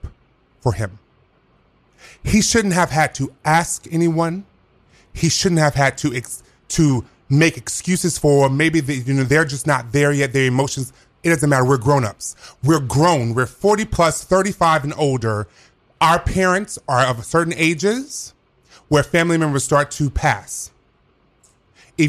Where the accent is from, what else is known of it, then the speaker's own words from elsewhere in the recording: the South, United States; I'm from the South. I do know growing up